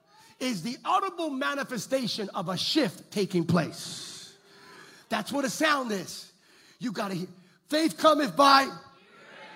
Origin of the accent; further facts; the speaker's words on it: California, United States; We're from California